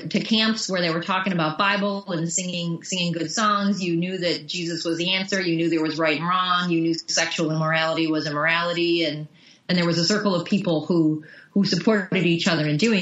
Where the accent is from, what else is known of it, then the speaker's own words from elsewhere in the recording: Bay Village, Ohio, United States; I grew up on the North Coast, so I was a beach bum, but not in an ocean. Huntington Beach in Bay Village, Ohio